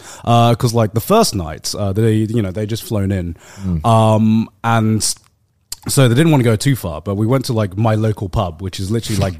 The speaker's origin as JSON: {"language": "English", "region": "South of England", "country": "United Kingdom", "said": "as like a southerner"}